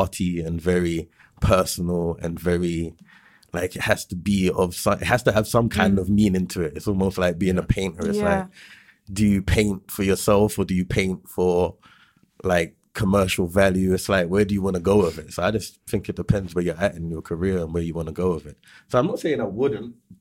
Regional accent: London, United Kingdom; I'm an artist from West London

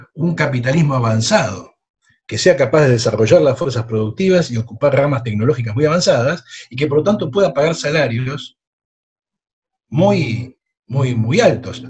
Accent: Argentina; yo como buena argentina

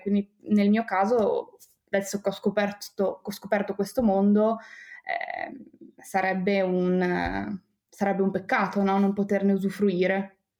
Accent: Bologna, Emilia-Romagna, Italy; io sono nata a Bologna

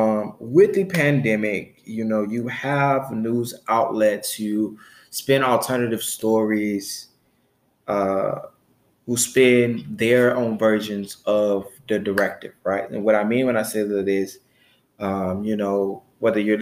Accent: Chicago, Illinois, United States; because where I'm from, because I'm from Chicago, Illinois, there wasn't a lot of talk about alternative ways to make money. There wasn't a lot of talk in my household

